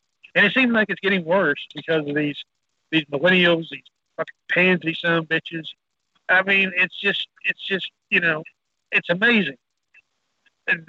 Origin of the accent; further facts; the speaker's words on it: Texas, United States; I'm Texas